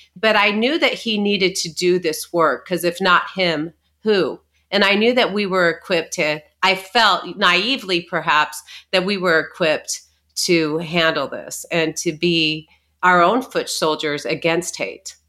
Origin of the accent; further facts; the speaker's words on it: Arizona, United States; we grew up in, in Arizona